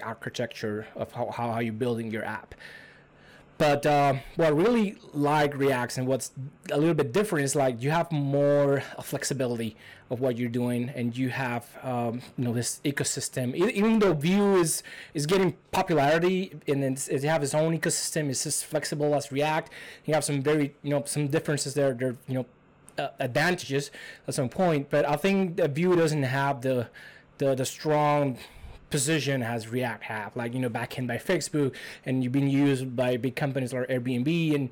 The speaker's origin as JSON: {"language": "English", "country": "Cuba", "second_language": "English", "moved": "as an adult", "lives_now": "United States", "said": "I'm from Cuba. I came like around 4 years ago. Still not citizen of the U.S. yet."}